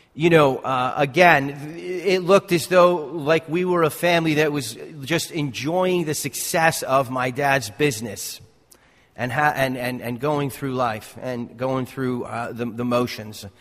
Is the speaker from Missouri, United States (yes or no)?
no; North Caldwell, New Jersey, United States; I grew up in Essex County. I grew up in North Caldwell.